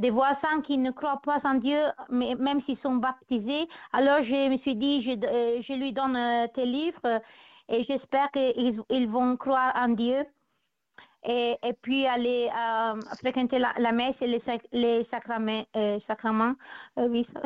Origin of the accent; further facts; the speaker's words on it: Italy; French is a second language; also born or lived in Brittany; now in Germany; je suis italienne